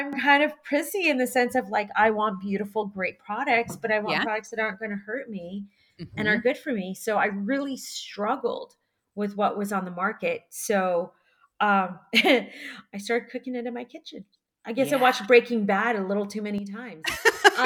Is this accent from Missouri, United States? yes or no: no; Seattle, Washington, United States; born or raised there; also born or lived in Kyiv, Ukraine